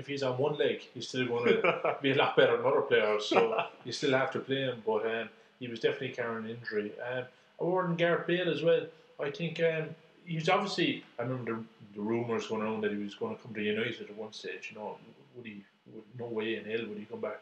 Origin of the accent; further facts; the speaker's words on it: Ireland; for us being Irish here